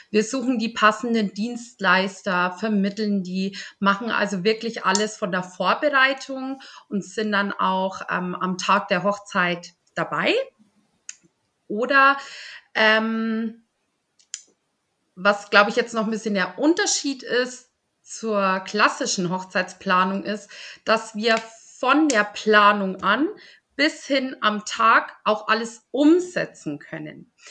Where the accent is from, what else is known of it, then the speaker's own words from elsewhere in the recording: Polenreuth, Bavaria, Germany; Ich komme aus Polenreuth und ähm, führe mit meiner Mama zusammen ein kleines Familienunternehmen.